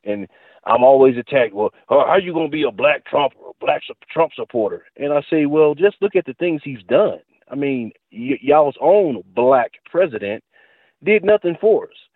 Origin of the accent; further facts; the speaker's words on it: United States; I'm an American